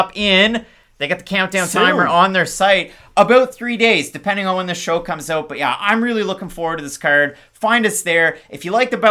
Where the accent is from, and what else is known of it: New Brunswick, Canada